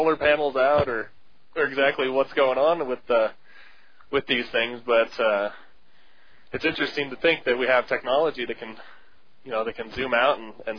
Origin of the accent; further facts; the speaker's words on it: United States; as an American